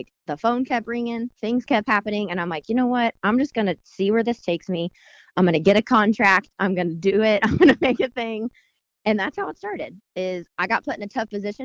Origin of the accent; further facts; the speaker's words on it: Bargersville, Indiana, United States; I grew up in Bartlesville. And so grew up going to Franklin, and then my boutique is down in Morgantown.